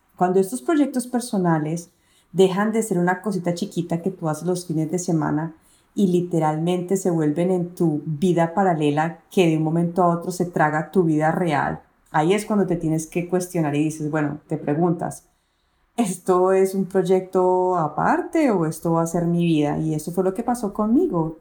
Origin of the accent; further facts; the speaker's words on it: Colombia; yo soy una diseñadora colombiana, diseñadora industrial